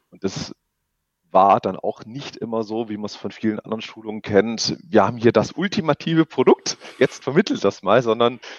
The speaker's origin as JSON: {"language": "German", "town": "Stuttgart", "region": "Baden-Württemberg", "country": "Germany", "lives_now": "Augsburg, Germany", "said": "ich komme aus Augsburg, beziehungsweise ursprünglich aus Stuttgart"}